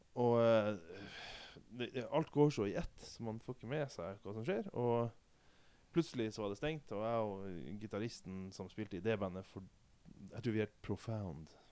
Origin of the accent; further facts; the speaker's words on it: Vadsø, Finnmark, Norway; hjemme i, i, min hjemby Vadsø